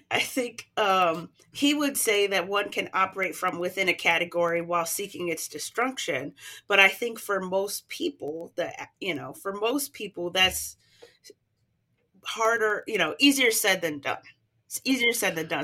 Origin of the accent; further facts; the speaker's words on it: United States; because I'm American